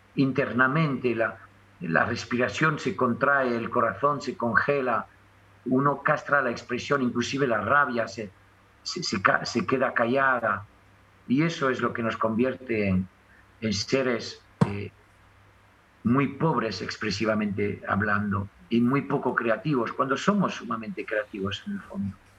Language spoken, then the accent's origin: Spanish; France; accent: French; mi acento francés